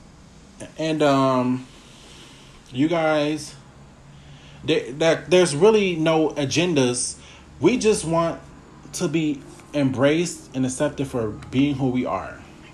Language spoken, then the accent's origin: English; Milwaukee, Wisconsin, United States; I'm from Milwaukee, which is very racially divided